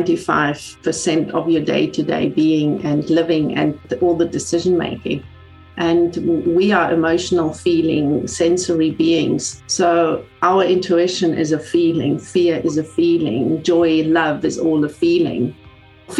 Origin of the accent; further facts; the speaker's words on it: Germany; moved away as an adult; also born or lived in South Africa; now in Sweden; I'm originally from Germany, but I spent about half my life living in South Africa. And currently, for the last 4 years, I reside in Sweden.